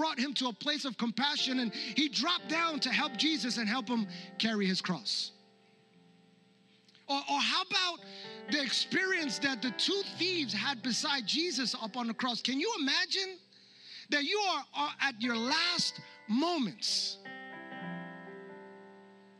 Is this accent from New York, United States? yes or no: yes; New York, United States; the church that I grew up in New York